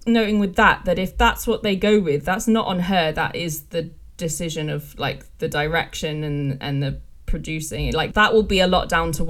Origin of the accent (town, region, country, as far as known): England, United Kingdom; accent: English